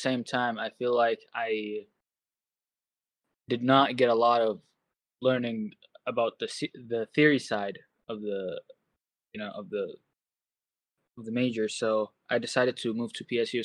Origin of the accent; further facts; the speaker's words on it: Saudi Arabia; also born or lived in Los Angeles, United States; now in Portland, United States; I'm originally from Saudi Arabia, if that changes anything. I've been in America since 2010